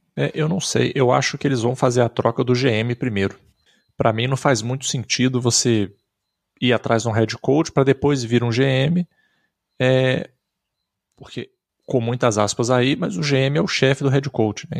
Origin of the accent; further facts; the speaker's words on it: Brazil; Eu sou brasileiro